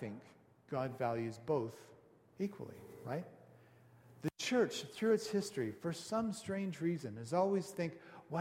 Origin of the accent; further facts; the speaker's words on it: Canada; we're Canadian